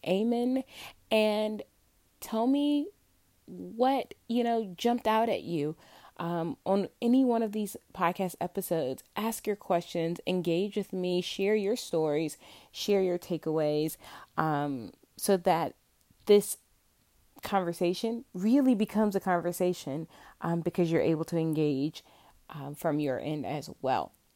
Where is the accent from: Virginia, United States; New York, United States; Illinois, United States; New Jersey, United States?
Virginia, United States; central; born and raised in Virginia, still living in Virginia